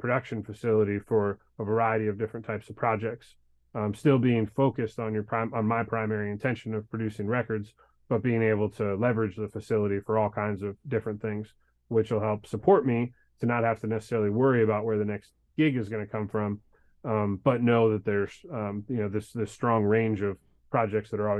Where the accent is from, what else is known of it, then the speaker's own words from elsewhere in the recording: Detroit, Michigan, United States; now in Nashville, United States; I grew up in Detroit